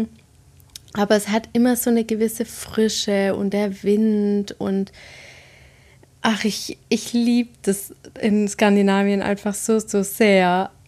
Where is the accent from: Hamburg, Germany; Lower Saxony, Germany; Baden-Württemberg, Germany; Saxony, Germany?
Baden-Württemberg, Germany; Swabia; now in Hesse, Germany; ich komme ja aus dem Schwabenland